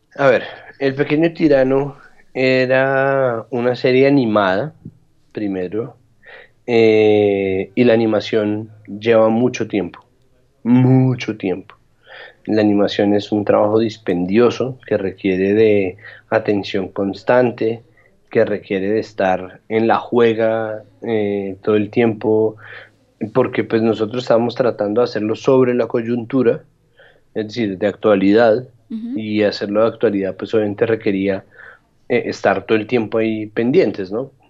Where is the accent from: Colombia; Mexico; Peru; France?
Colombia; Bogotá; Yo en eso sí soy un rolo de lo más convencional